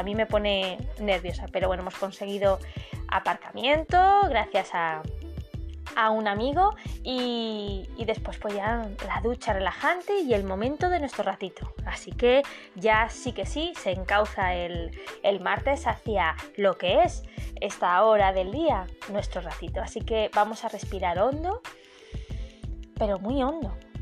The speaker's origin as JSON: {"language": "Spanish", "town": "Madrid", "region": "Community of Madrid", "country": "Spain", "moved": "as an adult", "lives_now": "Málaga, Spain", "said": "No soy malagueña, soy madrileña, pero ya soy malagueña adoptada"}